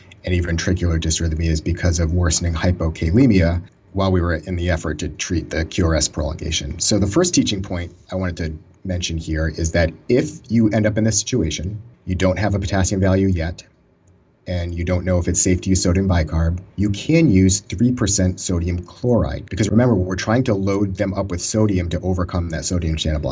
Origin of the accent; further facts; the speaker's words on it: Boston, Massachusetts, United States; also born or lived in Maryland; I moved back home from Maryland to Boston area